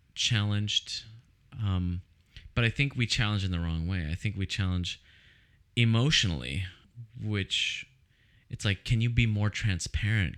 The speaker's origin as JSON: {"language": "English", "town": "Oceanside", "region": "California", "country": "United States", "tie": "born or raised there", "said": "I grew up in Oceanside, which is very suburban"}